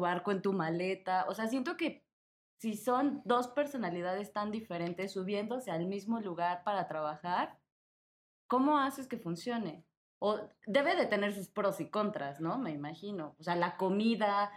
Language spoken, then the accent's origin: Spanish; Mexico; yo soy de México